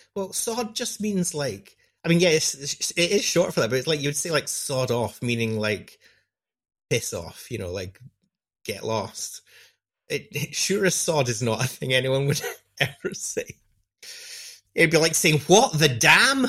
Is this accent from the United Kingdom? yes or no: yes; United Kingdom; I, as a British person